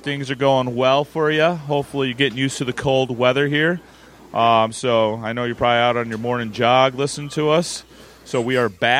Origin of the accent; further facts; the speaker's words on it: United States; as a typical American.